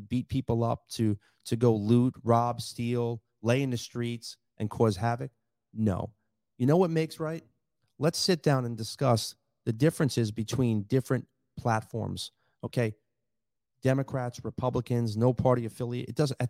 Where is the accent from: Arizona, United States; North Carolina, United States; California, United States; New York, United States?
New York, United States; also born or lived in Collier County, Florida; now in Lee County, United States; I grew up in New York. It's a melting pot of culture.